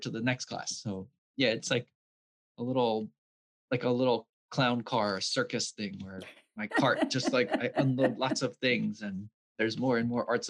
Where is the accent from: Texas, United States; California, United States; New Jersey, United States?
New Jersey, United States; Vineland; also born or lived in Bridgeton, New Jersey; I grew up in Vineland